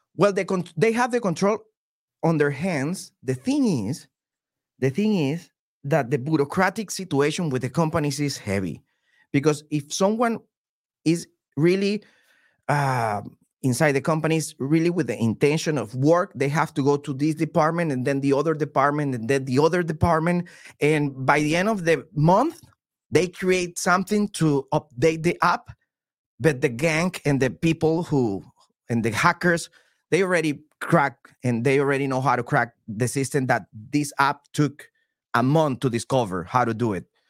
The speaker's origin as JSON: {"language": "English", "country": "Venezuela", "second_language": "English", "moved": "yes", "lives_now": "United States", "said": "I'm from Venezuela"}